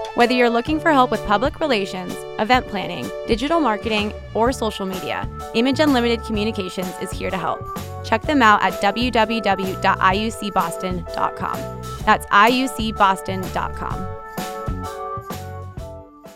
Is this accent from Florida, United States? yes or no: no; California, United States; I grew up in California